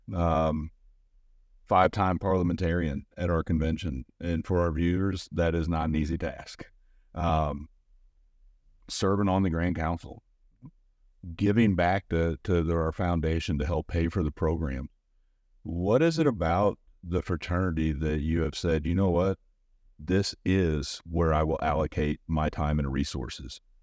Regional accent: St. Louis, Missouri, United States; moved away; I'm a guy from Saint Louis, Missouri

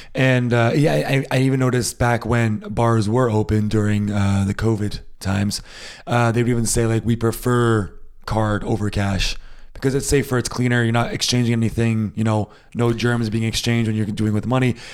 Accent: United States; now in Germany; I am American. I was born in the States. I grew up in the States

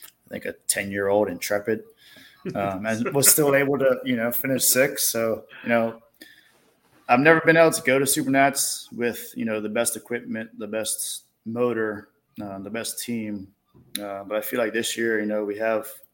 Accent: Bermuda; I come from Bermuda, 20 square mile island

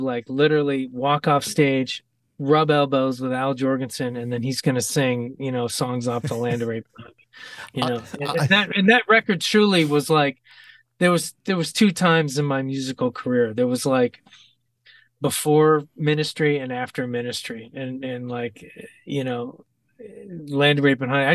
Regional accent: Ohio, United States; I'm from Ohio

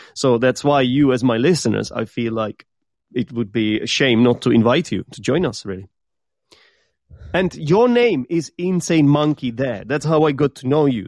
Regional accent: Czechia; English is a second language; I am from the Czech Republic

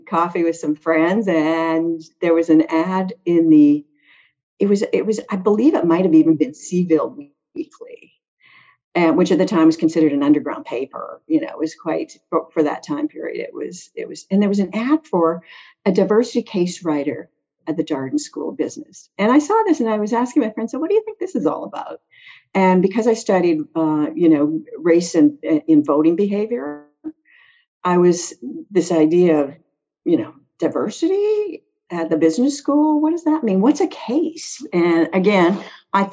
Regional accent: Prince Albert, Saskatchewan, Canada; moved away as an adult; also born or lived in Boston / Virginia; now in Charlottesville, United States; I'm from, I'm from Canada, but even Canadians laugh when I tell them where I'm from. So I was born in a place called Prince Albert, Saskatchewan

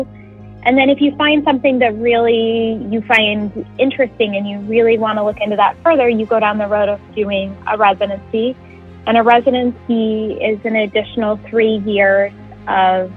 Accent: Utah, United States; moved away as an adult; now in New Jersey, United States; I'm from Utah and that I'm not from this area of New Jersey

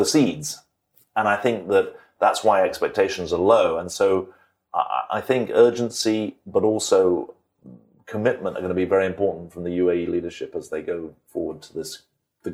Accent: United Kingdom; moved away; I'm a British citizen, so I'm very proud of being British

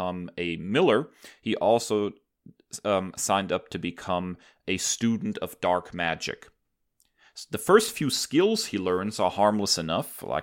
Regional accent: Germany; moved away; As a kid growing up in Germany

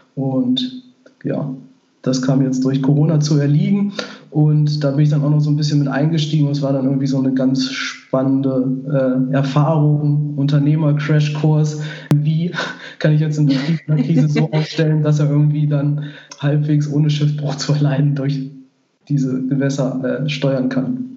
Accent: Göttingen area, Lower Saxony, Germany; das Jahr, wo ich jetzt wieder hier zurück in Göttingen bin, wohne ich dann auch mhm. wieder in meinem Heimatdorf, ähm, direkt neben meinen Eltern im Haus von meinen Großeltern.

